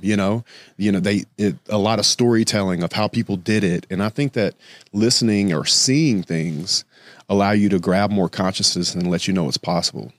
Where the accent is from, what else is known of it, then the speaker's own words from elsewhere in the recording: Louisiana, United States; moved away as an adult; now in Miami, United States; Growing up in Louisiana